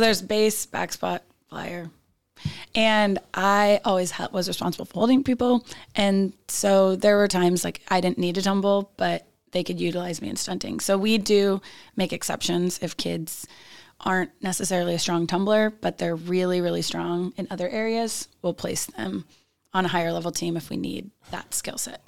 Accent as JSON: {"language": "English", "town": "Roseville", "region": "California", "country": "United States", "said": "I'm from Roseville, California"}